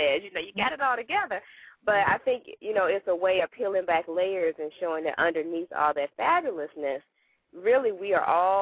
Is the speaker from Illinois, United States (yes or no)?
no; Arkansas, United States; now in Virginia, United States; I live in Virginia, but I'm from Arkansas